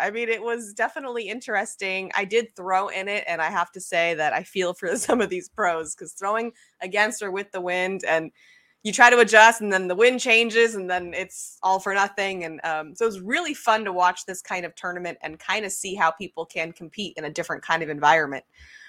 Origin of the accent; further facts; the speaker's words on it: California, United States; I'm from California, born and raised. I'm used to beach weather. I'm used to the California sun.